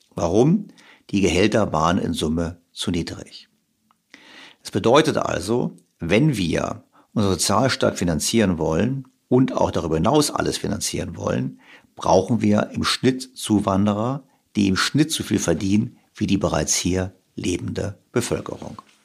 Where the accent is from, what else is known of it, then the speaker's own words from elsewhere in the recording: Germany; jetzt sind wir beide ja Deutsche